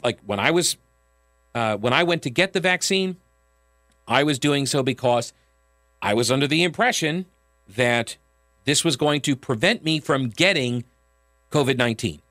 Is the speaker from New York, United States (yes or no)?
yes; New York, United States; moved away; I grew up in New York